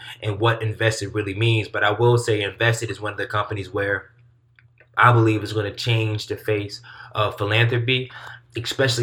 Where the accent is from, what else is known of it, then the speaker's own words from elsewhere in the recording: Durham, North Carolina, United States; my hometown, Durham, North Carolina